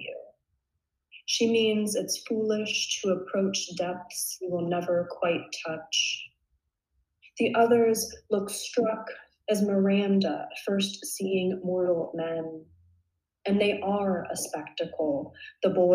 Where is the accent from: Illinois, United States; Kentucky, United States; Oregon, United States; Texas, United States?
Oregon, United States; Ashland; moved away; also born or lived in Bay Area, California; I'm from Ashland, Oregon. So it's a small town in Southern Oregon and it's famous for its Shakespeare Festival. So I grew up with kind of Shakespeare in my veins a little bit.